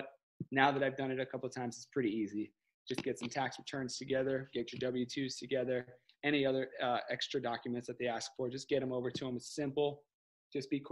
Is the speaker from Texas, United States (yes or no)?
no; Florida, United States; moved away as an adult; also born or lived in California; We were lucky enough to get stationed back in Florida. It's my hometown, my home state, where I met Kayla.